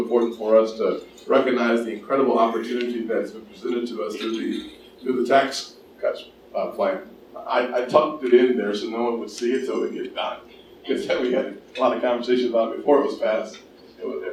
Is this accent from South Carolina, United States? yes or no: yes; North Charleston, South Carolina, United States; North Charleston, my hometown